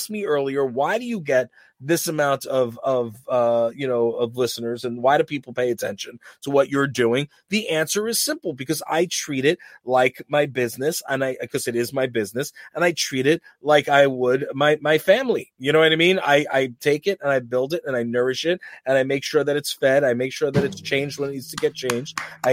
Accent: New York, United States; We're from New York

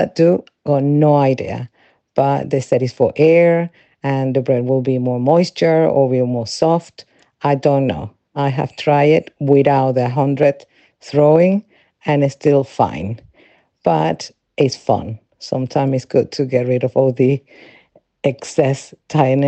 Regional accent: Venezuela; moved away as an adult; now in England, United Kingdom; I'm original from Venezuela, where I was raised and lived until I was 25

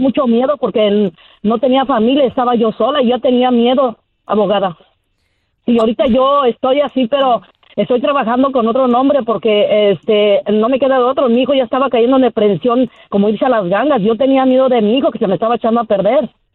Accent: Michoacán, Mexico; moved away as an adult; now in United States; soy de Michoacán

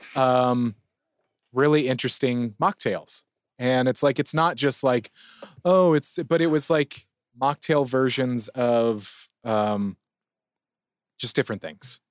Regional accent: San Diego, California, United States; I'm a San Diegan. I grew up in San Diego

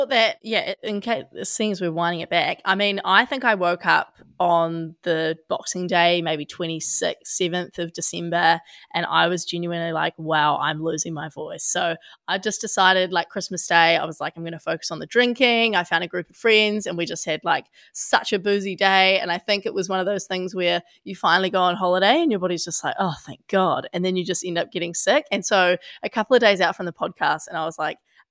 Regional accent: Australia; now in New Zealand; I'm an Aussie

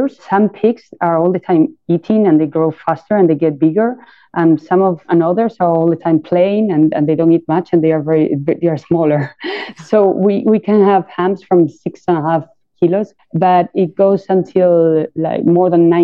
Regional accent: Jabugo, Andalusia, Spain; we are from Jabugo and we're very, you know, proud to be from this small town

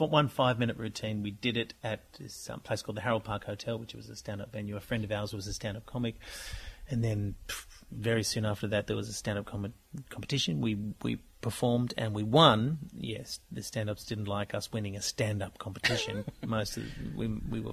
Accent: Australia; We're Australian

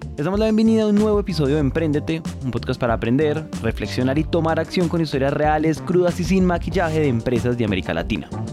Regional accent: Colombia; ubicada en la zona cafetera del país, muy muy cerca donde yo crecí

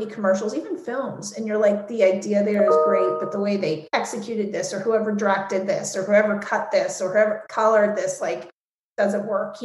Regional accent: New York, United States; also born or lived in São Paulo, Brazil; I'm as a New Yorker.

